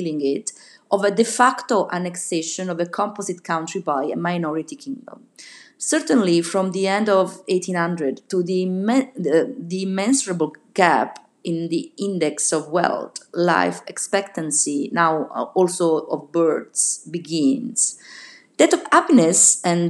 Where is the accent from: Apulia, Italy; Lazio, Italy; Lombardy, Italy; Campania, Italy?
Campania, Italy; Naples; moved away; also born or lived in northern Italy; in a Neapolitan newspaper, my hometown